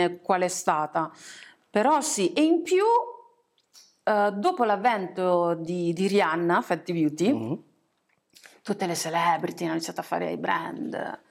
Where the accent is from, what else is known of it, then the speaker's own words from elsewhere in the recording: Italy; essendo nata e cresciuta in Italia